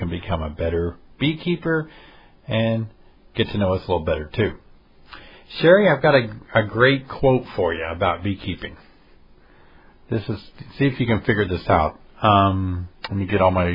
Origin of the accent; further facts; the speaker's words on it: Tennessee, United States; my home state of Tennessee